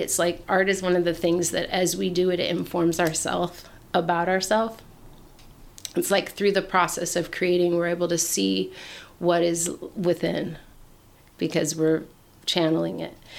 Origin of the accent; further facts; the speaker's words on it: Portland, Oregon, United States; moved away as an adult; I grew up in Portland. Oregon. Yeah, Portland, Oregon